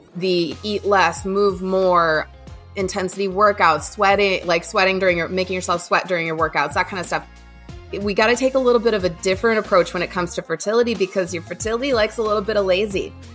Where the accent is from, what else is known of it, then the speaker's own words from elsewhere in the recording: Midwest, United States; also born or lived in Indiana / Ohio; I'm born and raised in the Midwest